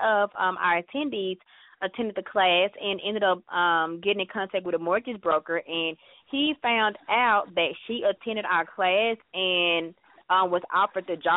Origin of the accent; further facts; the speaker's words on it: Dallas, Texas, United States; I'm born and raised in Dallas all my life